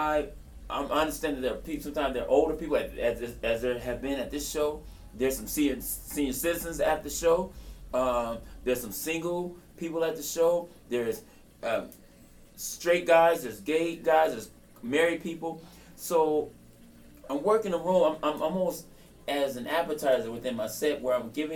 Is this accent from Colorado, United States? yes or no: no; Los Angeles, California, United States; I'm from South Central